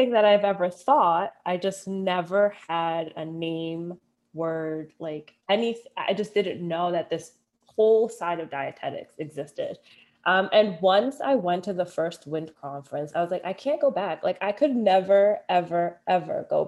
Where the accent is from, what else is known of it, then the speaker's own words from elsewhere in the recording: Philadelphia, Pennsylvania, United States; growing up in Philly, growing up Dominican